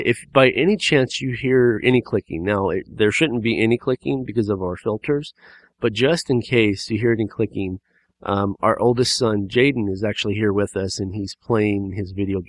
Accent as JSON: {"language": "English", "region": "California", "country": "United States", "tie": "born or raised there", "said": "because we live in Southern California right now, and we come from Southern California."}